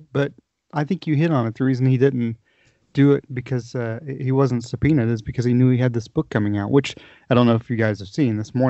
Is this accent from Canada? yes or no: no; the South, United States; accent: Southern; I grew up in the South